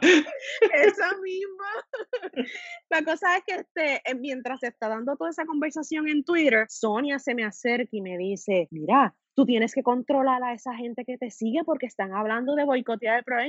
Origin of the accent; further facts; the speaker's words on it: Guayama, Puerto Rico; soy de Guayama y para ese entonces yo vivía en Guayama